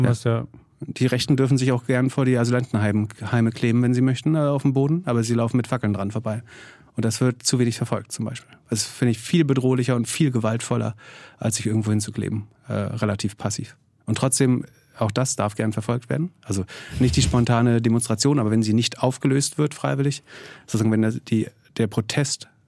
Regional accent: East Germany, Germany; wir sind beide in Ostdeutschland aufgewachsen.

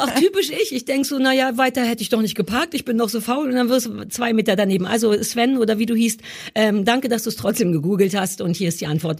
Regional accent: East Germany, Germany; Ich bin Ossi.

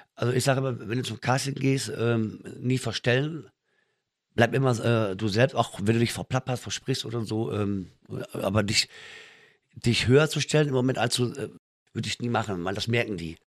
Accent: Münster, North Rhine-Westphalia, Germany; Ich komme eigentlich aus Münster in Westfalen

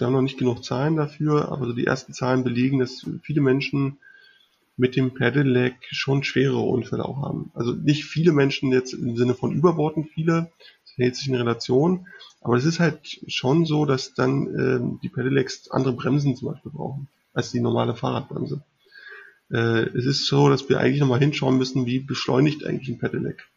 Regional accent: Berlin, Germany; ich komme aus Berlin

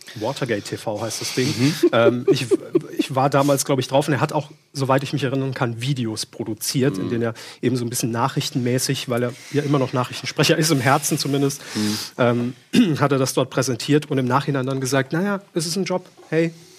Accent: Saarland, Germany; moved away; wir kommen ursprünglich aus dem Saarland

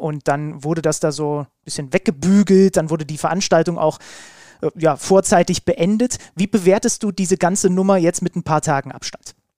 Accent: Saxony, Germany; ich bin ja gebürtiger Sachse

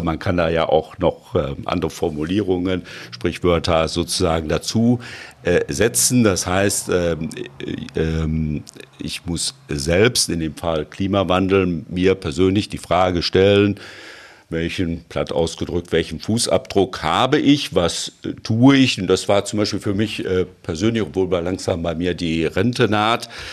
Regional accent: Germany; bei uns in Deutschland

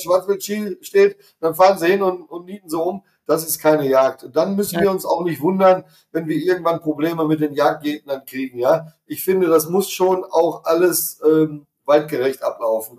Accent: Hesse, Germany; Hier bei uns in Hessen

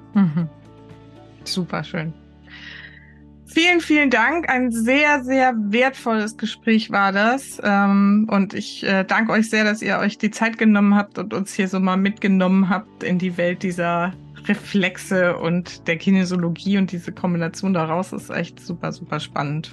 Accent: Heidelberg area, Baden-Württemberg, Germany; now in Hamburg, Germany; Ich komme ja aus der Ecke von Heidelberg

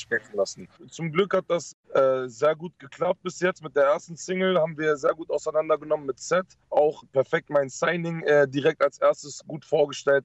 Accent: Netherlands; moved away; ich habe Familie in Holland und ich mhm. bin auch zum Teil aufgewachsen in Holland

